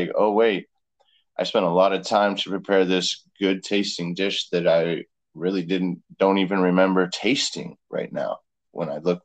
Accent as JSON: {"language": "English", "town": "Las Vegas", "region": "Nevada", "country": "United States", "tie": "born or raised there", "said": "growing up in Las Vegas"}